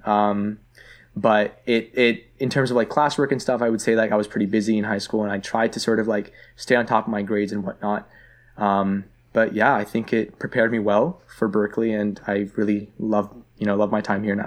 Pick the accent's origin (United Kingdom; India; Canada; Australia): Canada; Toronto, Ontario; moved away as an adult; also born or lived in Vaughan, Canada / Richmond Hill, Canada; I grew up in Scarborough